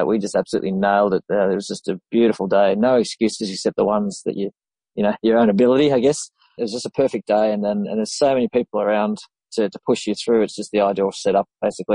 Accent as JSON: {"language": "English", "town": "Sydney", "region": "New South Wales", "country": "Australia", "said": "I hail from Sydney."}